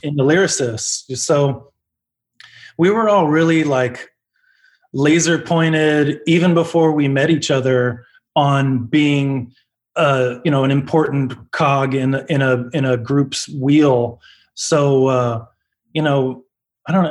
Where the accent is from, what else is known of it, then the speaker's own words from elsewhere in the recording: Omaha, Nebraska, United States; moved away as an adult; now in Los Angeles, United States; we're from Omaha. We're an Omaha band